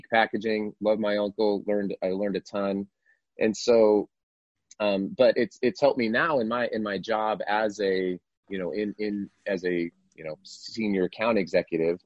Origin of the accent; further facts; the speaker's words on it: Colorado, United States; moved away as an adult; now in Utah, United States; I did not grow up here in Utah. I grew up in Colorado